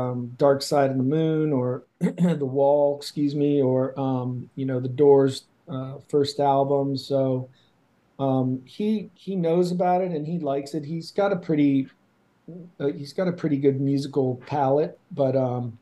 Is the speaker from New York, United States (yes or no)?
no; Ohio, United States; I'm from Ohio